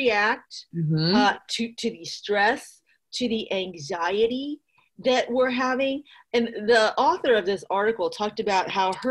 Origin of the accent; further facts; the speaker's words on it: Midwest, United States; now in Fairfax County, Virginia, United States; growing up in the Midwest, you could drive down rural roads and farmers would just have stands